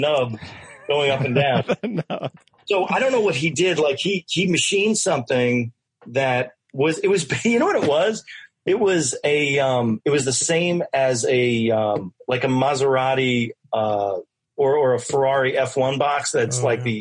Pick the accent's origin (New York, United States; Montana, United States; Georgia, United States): New York, United States; Westchester; I didn't live in the city. So, I mean, I grew up in Westchester